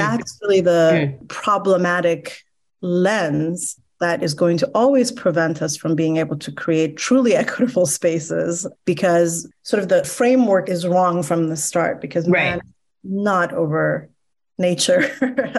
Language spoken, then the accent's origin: English; Iran; now in United States; I'm Iranian American, and so I just naturally come from a politically attuned background and mindsets because I grew up in a country where ideology was so kind of front and center in your everyday life